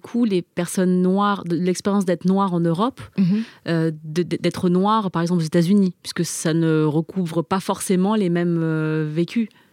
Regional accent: France; first language Chinese; French is a second language; je suis née en France, j'ai grandi en France

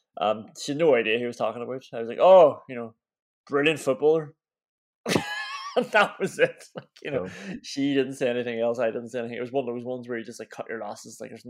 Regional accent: Derry, Northern Ireland, United Kingdom; We're from Derry, up in the north. Technically Northern Ireland, but we're still Irish citizens

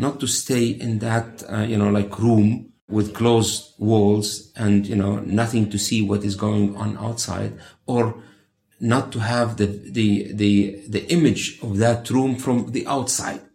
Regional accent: Bethlehem, West Bank, Palestine; I was born in Bethlehem.

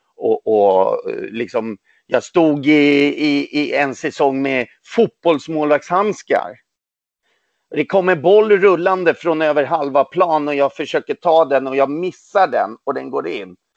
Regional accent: Sweden; also born or lived in Poland; Jag är ju född i Polen, kom hit när jag var tre månader gammal

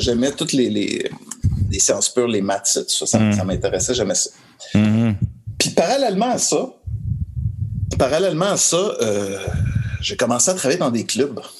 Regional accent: Montreal, Quebec, Canada; je suis né à Montréal. je euh, suis un pur Montréalais

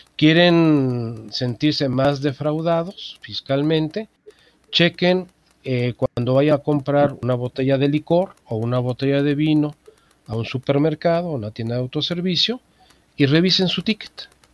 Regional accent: Mexico

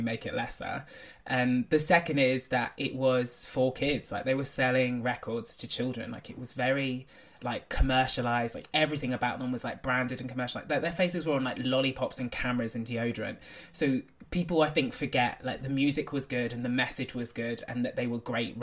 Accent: Devon, South West England, United Kingdom; But when I was growing up, I grew up in Devon. Like, I'm a country boy.

